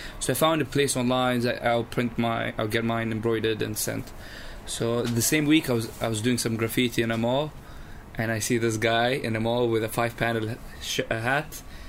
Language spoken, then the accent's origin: English; Oman; So I was born and raised in Oman.